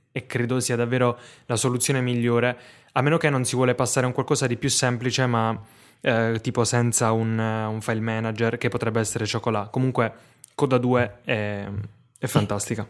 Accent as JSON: {"language": "Italian", "town": "Foggia", "region": "Apulia", "country": "Italy", "tie": "born or raised there", "said": "sono nato a Foggia"}